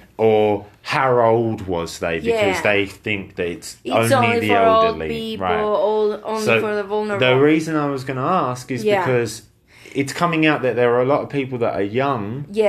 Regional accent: United Kingdom; I'm a Brit

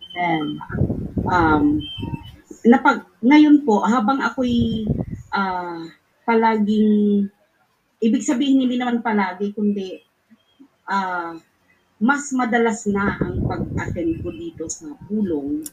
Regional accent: Capiz, Western Visayas, Philippines; moved away; sa plaza ng bayan namin dun sa Mindan, sa Capiz po, taga-Capiz po ako.

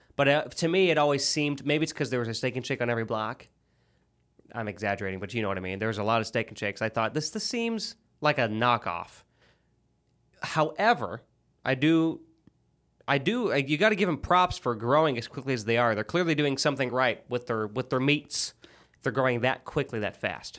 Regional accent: Illinois, United States; now in Tennessee, United States; I'm from Illinois

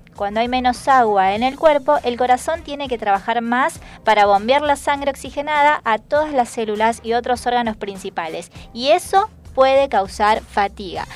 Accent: Salta, Argentina; now in Buenos Aires, Argentina; Yo, por ejemplo, que soy de, de, Salta, la linda

